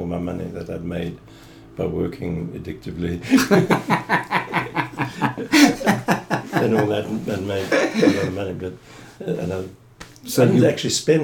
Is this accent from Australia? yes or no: no; Fish Hoek, Western Cape, South Africa; moved away as an adult; also born or lived in London / Florida; Born in Fishhook in a maternity home that no longer exists.